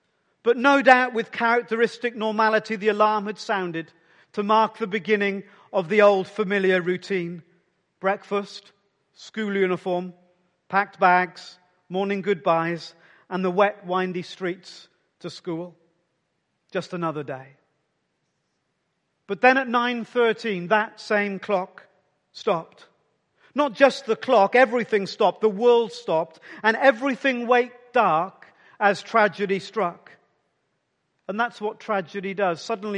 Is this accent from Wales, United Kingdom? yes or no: yes; Wales, United Kingdom; in a small mining village just 25 miles from where I grew up in the South Wales Valleys